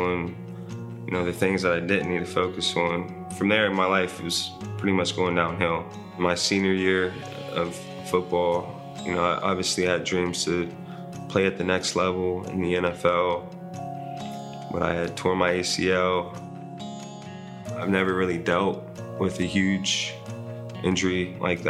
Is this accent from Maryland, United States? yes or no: no; Columbus, Ohio, United States; moved away as an adult; I'm from Columbus, Ohio. I moved here in 2020 of August